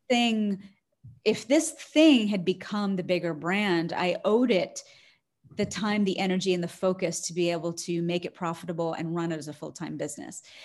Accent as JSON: {"language": "English", "town": "Harrisburg", "region": "Pennsylvania", "country": "United States", "tie": "born or raised there"}